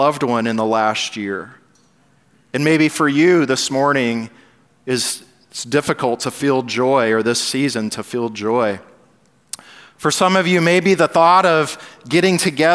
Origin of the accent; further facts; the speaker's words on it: Southern California, United States; I grew up in Southern California